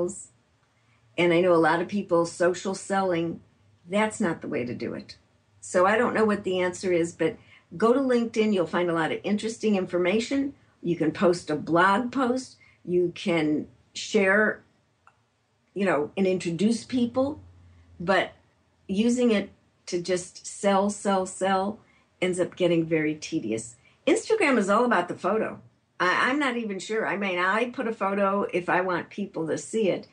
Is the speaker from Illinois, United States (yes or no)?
yes; Chicago, Illinois, United States; now in San Francisco Bay Area, United States; I'm from Chicago.